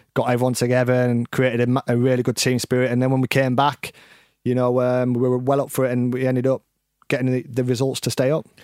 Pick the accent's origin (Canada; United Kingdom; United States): United Kingdom; Scarborough, Yorkshire and the Humber; moved away; my hometown of Scarborough